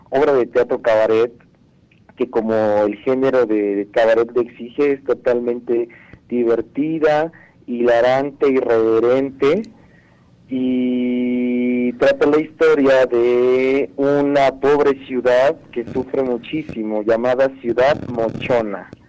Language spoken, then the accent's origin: Spanish; Puebla, Mexico; creo que es una oportunidad de que como poblanos nos podamos sumar a ayudar